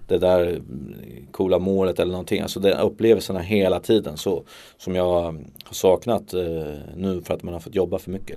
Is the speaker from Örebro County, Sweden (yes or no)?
yes; Örebro, Örebro County, Sweden; jag är där i min hemstad. Jag är uppvuxen med att ha cyklat ner till Eiravallen